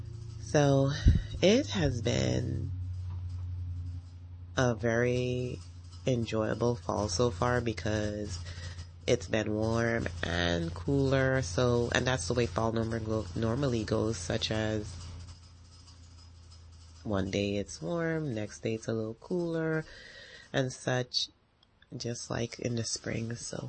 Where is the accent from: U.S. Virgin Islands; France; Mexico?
U.S. Virgin Islands; now in United States; And so it's great because I'm from the Virgin Islands, and what I always loved is driving and just seeing the water.